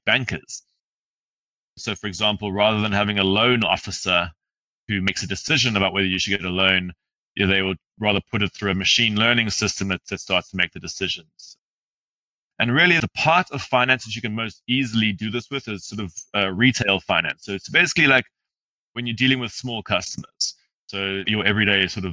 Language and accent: English; South Africa; also born or lived in Zimbabwe; my family's from Zimbabwe. I grew up in South Africa, but I've spent a lot of time in Zimbabwe